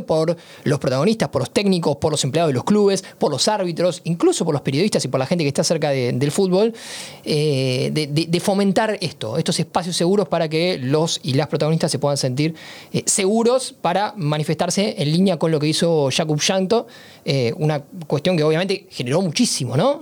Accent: Argentina; soy argentino

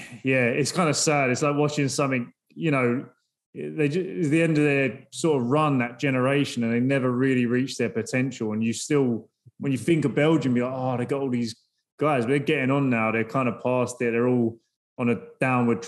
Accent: England, United Kingdom; now in United States; I'm English

